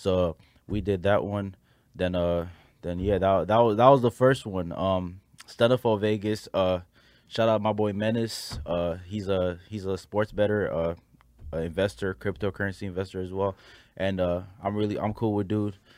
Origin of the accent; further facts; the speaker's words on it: Nigeria; I'm a Nigerian